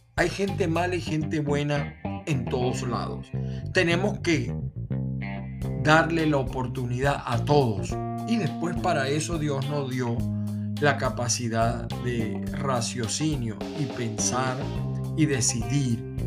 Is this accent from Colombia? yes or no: no; Venezuela; moved away as an adult; now in United States; soy de Venezuela